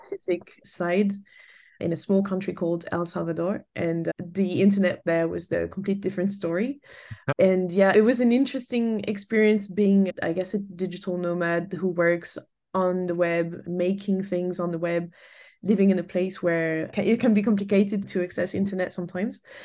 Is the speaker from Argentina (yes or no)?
no; France; moved away as an adult; also born or lived in England / Canada; I grew up in France and left France when I graduated.